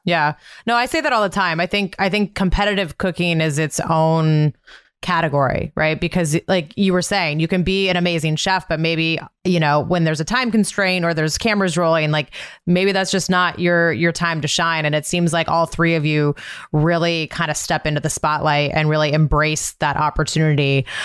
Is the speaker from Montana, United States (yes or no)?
yes; Montana, United States; I grew up in Montana, so there was a lot of rodeos in my my childhood